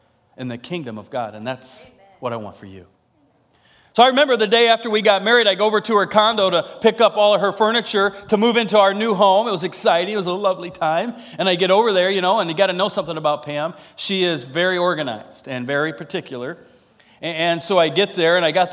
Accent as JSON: {"language": "English", "region": "Iowa", "country": "United States", "said": "I'm from Iowa."}